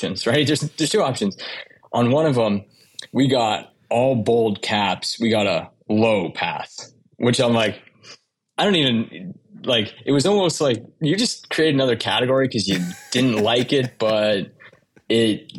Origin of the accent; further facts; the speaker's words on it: Windsor, Ontario, Canada; moved away as an adult; now in United States; I grew up in Windsor, Ontario, which used to be kind of the auto capital of Canada, next to Detroit.